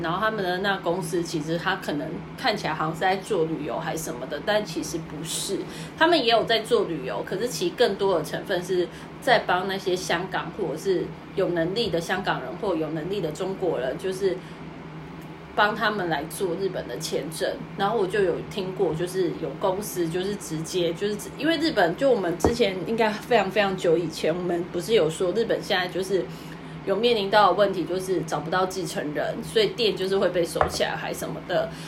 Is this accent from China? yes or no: no; Taiwan; now in Tokyo, Japan; 我是台湾人